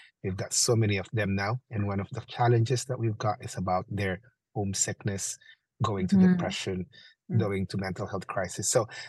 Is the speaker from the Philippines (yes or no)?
yes; Philippines; moved away as an adult; now in United Kingdom; I'm from the Philippines, internationally educated nurse that came in this country in 1998. So I'm actually on my 25th year living here in the UK.